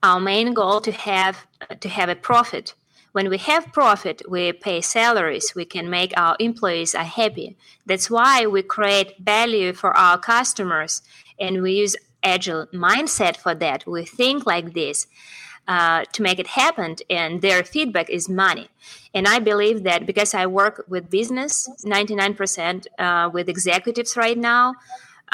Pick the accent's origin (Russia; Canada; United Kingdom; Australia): Russia; I'm from Russia